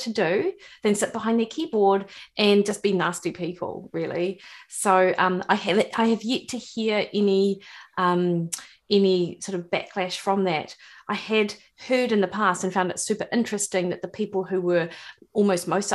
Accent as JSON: {"language": "English", "town": "Dunedin", "region": "Otago", "country": "New Zealand", "tie": "born or raised there", "accent": "rolling R", "moved": "as an adult", "lives_now": "Auckland, New Zealand", "said": "I grew up in Dunedin, actually. So born and bred, Ravensbourne, West Harbour"}